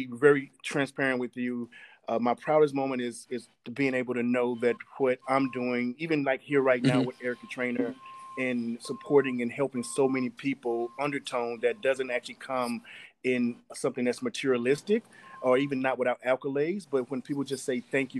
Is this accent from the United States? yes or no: yes; Columbus, Mississippi, United States; I'm actually from Columbus, Mississippi, a very small town.